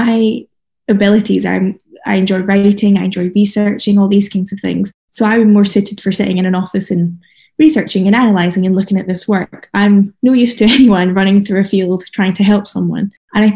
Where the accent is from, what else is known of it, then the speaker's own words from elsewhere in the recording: Scotland, United Kingdom; I come from Scotland